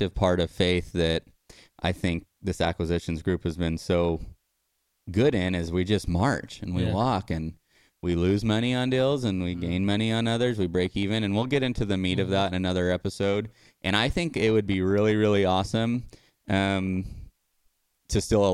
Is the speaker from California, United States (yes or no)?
yes; Tulare, California, United States; we're from Tulare